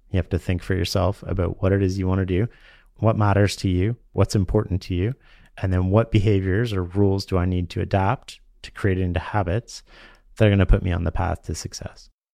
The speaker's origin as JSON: {"language": "English", "country": "Canada", "said": "being Canadian and naturally trusting"}